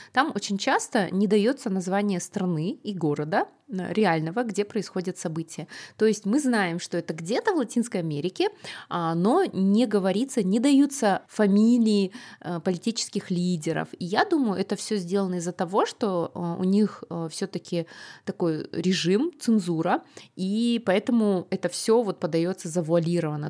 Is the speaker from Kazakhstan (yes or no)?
yes; Kazakhstan